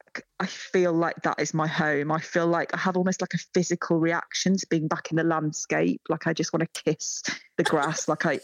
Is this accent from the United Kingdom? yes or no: yes; Hull, Yorkshire and the Humber, United Kingdom; born there; also born or lived in Matlock; because sometimes people say that I'm not, because Matlock's the East Midlands, but then I point out I was born in Hull, so I really am a northerner.